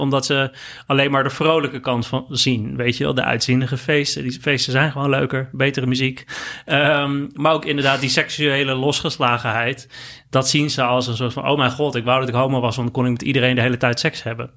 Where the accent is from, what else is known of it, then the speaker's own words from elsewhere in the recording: Netherlands; heb ik mezelf altijd als een, als een Nederlander gezien